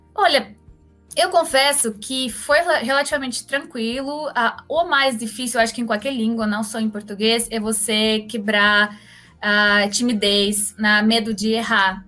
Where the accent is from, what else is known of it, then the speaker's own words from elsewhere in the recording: Moscow, Russia; Portuguese is a second language; moved away as an adult; also born or lived in Belgium; now in Brazil; eu sou russa de Moscou, faz oito anos que moro aqui no Brasil